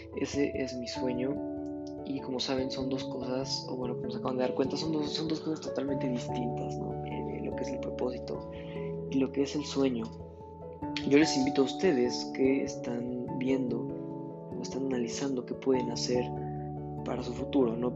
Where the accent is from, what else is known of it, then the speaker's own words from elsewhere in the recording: Mexico; en mi país, está muy mala yo creo que el modelo educativo, eh, no nada más en México, que es donde yo vivo